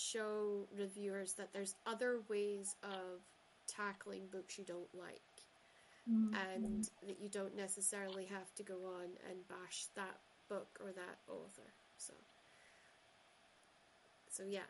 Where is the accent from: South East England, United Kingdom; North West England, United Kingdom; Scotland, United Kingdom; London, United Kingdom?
Scotland, United Kingdom; Shetland; I grew up in Shetland where everybody said, hey, how are you doing